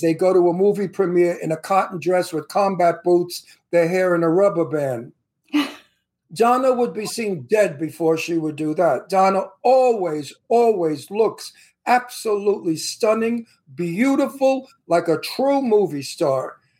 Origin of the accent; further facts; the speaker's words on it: New York City, New York, United States; I'm from Brooklyn, Italian from Brooklyn.